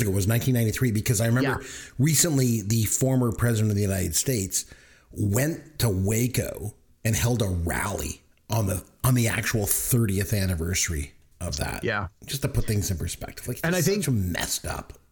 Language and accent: English; Canada; Just again, no, we're from